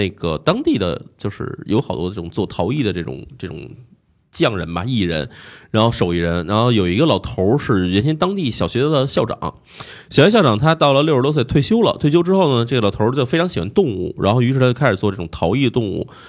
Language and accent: Chinese; China; 就是我，就我的意思是我只要不跟他们说明白我是中国人的话，他没有人觉得我是外国人的。